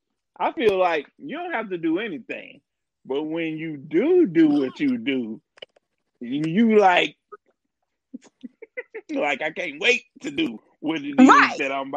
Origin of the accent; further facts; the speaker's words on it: Albany, Georgia, United States; So, yeah, we all from Albany.